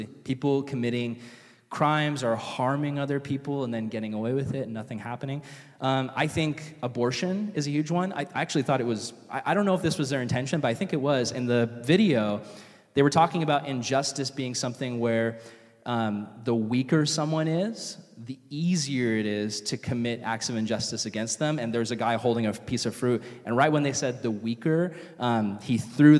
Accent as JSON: {"language": "English", "town": "Vista", "region": "California", "country": "United States", "tie": "born or raised there", "said": "I grew up here in Vista, going to high school"}